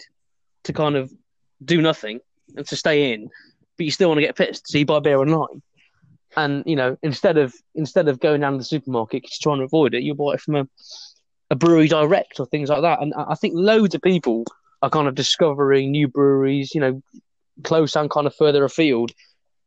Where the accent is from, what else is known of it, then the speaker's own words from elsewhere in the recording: Burton upon Trent, West Midlands, United Kingdom; moved away; I'm actually from Burton.